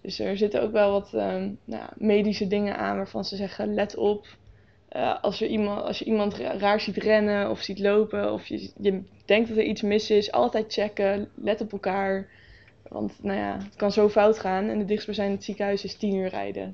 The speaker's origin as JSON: {"language": "Dutch", "town": "Nijkerk", "region": "Gelderland", "country": "Netherlands", "tie": "born or raised there", "said": "ik woon al altijd eigenlijk al in Nijkerk in dezelfde buurt."}